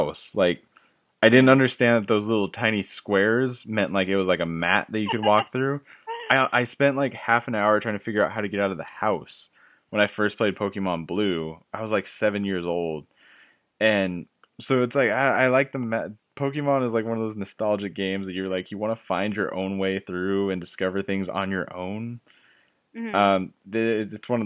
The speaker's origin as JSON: {"language": "English", "town": "Imperial", "region": "California", "country": "United States", "also_born_or_lived": "Fullerton, California", "said": "when I was gonna move from Fullerton back to Imperial"}